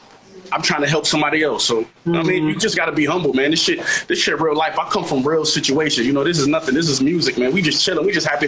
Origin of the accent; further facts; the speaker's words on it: Buffalo, New York, United States; shout out to 716 Buffalo. Y'all niggas made me, man.